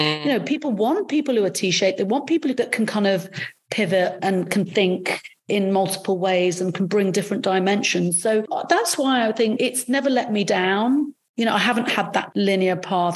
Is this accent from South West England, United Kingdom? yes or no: yes; Salisbury, South West England, United Kingdom; English is a second language; I didn't grow up in London. I grew up in Salisbury, where there was very few people.